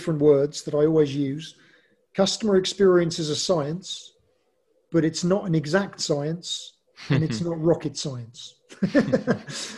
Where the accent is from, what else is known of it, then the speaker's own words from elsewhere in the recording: England, United Kingdom; I'm English